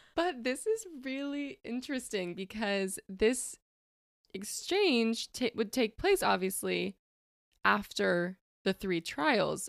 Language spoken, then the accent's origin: English; West Coast, United States; moved away as an adult; now in Indianapolis, United States; not from Indy, I'm from the West Coast